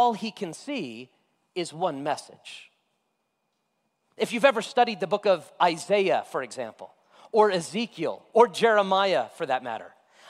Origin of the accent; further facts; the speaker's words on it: Las Vegas, Nevada, United States; also born or lived in Florida; I grew up in Vegas